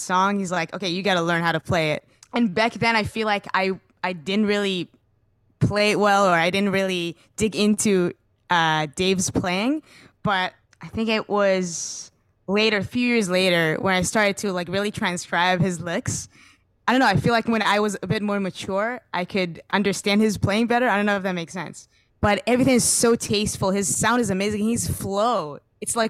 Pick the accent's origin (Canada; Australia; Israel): Israel; moved away as an adult; now in United States; I grew up in Israel and I only moved to the U.S. in like 2019